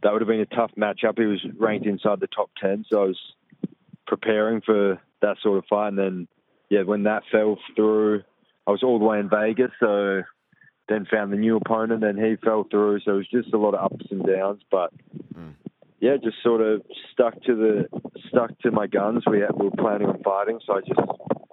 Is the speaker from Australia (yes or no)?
yes; Perth, Western Australia, Australia; born or raised there